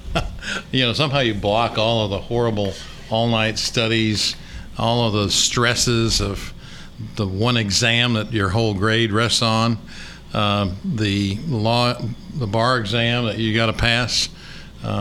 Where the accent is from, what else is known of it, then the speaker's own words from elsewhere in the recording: Cedar Rapids, Iowa, United States; moved away as an adult; also born or lived in Minnesota / Fayetteville, Arkansas; now in Little Rock, United States; I grew up in Cedar Rapids, Iowa